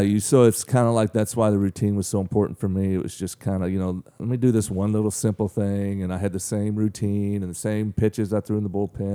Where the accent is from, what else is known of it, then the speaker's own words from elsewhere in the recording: Mangum, Oklahoma, United States; moved away as an adult; also born or lived in Weatherford, Oklahoma; now in Frankfort, Illinois, United States; I was born there, but I was actually, I mean, I lived my whole entire life in Mangum. Um, I mean, I moved there when I was maybe one and, you know, lived there till I was, till I left high school